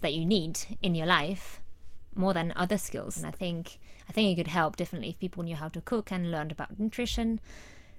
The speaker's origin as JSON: {"language": "English", "country": "France", "moved": "yes", "said": "I'm from France"}